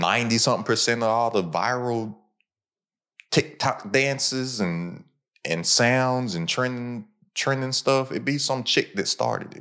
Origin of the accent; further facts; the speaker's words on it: Lexington, Kentucky, United States; where I'm from, I'm from Lexington, Kentucky